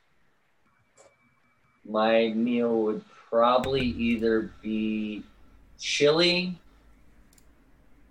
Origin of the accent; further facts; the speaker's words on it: New York, United States; moved away as an adult; also born or lived in New Jersey; I'm originally from New York and I moved down here several years later